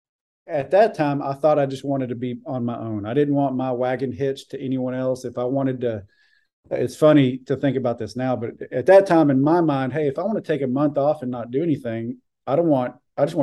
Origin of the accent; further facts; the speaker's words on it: Buffalo Gap, Texas, United States; moved away as an adult; also born or lived in Houston; I'm originally from a town south of Abilene called Buffalo Gap, pretty small town